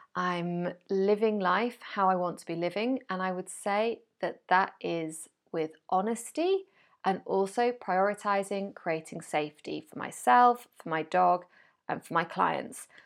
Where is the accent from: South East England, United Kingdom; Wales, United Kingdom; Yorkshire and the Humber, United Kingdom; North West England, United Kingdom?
Wales, United Kingdom; moved away as an adult; also born or lived in France; now in Spain; I was born in Wales. I grew up in Wales.